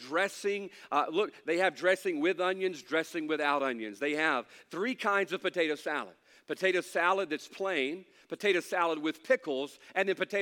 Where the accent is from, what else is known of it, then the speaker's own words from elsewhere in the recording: United States; I'm thankful to be an American